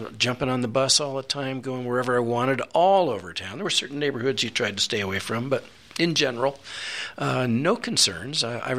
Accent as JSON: {"language": "English", "town": "San Francisco", "region": "California", "country": "United States", "tie": "born or raised there", "moved": "as an adult", "lives_now": "Colorado, United States", "said": "I was born and raised in San Francisco, the one in California. And back in the 40s when I was born, San Francisco was a pretty easy place to live, very comfortable."}